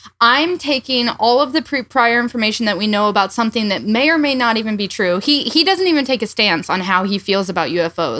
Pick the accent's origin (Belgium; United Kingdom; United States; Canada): United States; southwest Iowa; I grew up in the Southwest